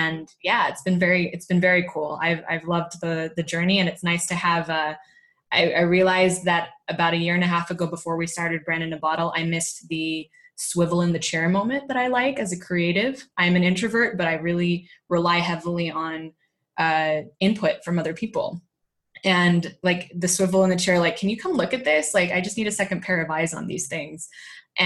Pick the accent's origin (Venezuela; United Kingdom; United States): United States; California; moved away as an adult; now in Spain; I was growing up in California